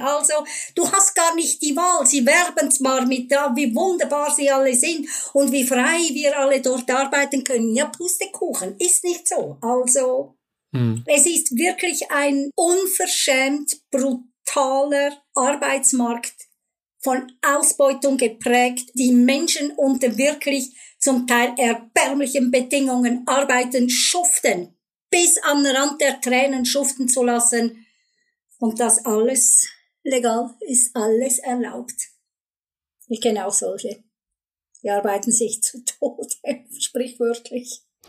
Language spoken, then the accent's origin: German; Switzerland; bei uns in der Schweiz